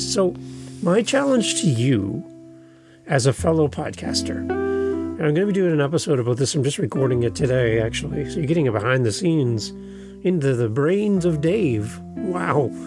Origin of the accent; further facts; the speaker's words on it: Canada; We're both Canadian podcasters